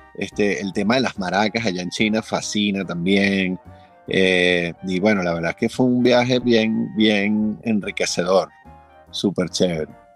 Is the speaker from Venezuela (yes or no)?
yes; Venezuela; aquí nací, aquí me moriré, yo aquí me quedo, bueno, estoy atornillado a este país